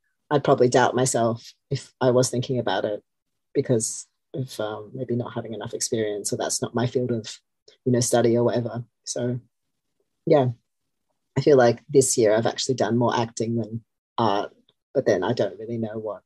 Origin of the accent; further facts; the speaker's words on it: Australia; moved away as an adult; also born or lived in Melbourne / Sydney; now in London, United Kingdom; I'm from Australia, but I feel like I've lived here enough that I don't feel like that's a big part of my identity anymore